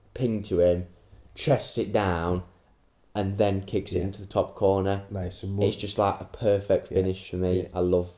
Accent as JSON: {"language": "English", "region": "England", "country": "United Kingdom", "said": "we're English."}